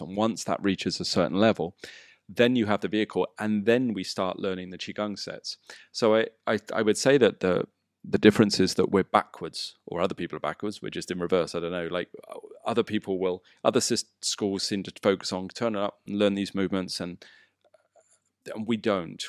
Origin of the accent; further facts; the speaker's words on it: England, United Kingdom; moved away as an adult; now in Bali, Indonesia; Growing up in England